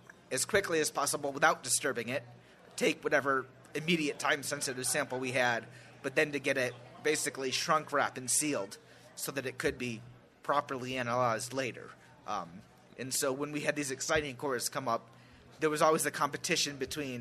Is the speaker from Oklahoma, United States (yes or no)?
yes; Oklahoma, United States; I'm from Oklahoma